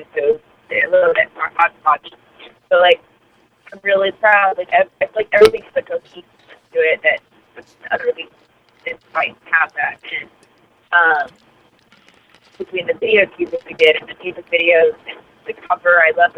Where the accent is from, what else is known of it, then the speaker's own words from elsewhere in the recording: Southern California, United States; moved away; also born or lived in Northwest; I grew up in Southern California